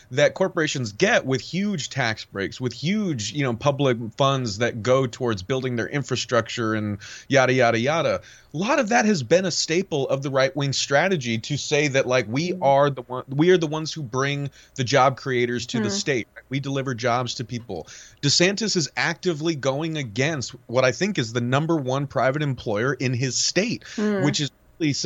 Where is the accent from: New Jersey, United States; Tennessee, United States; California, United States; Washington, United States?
California, United States; I grew up in California.